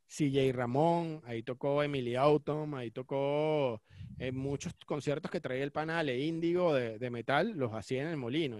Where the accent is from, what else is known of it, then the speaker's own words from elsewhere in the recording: Cumaná, Sucre, Venezuela; now in Caracas, Venezuela; me crié en Cumaná